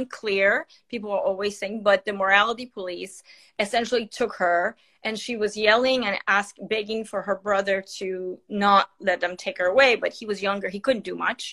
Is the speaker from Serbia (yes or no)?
no; Iran; moved away; I am born and raised in Iran, and I'm 52 years old